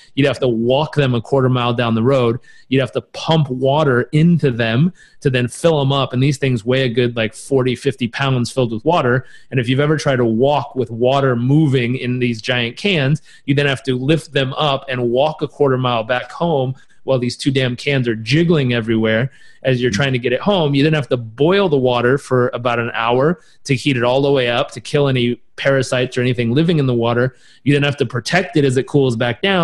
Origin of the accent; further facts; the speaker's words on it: Southern California, United States; I grew up in Southern California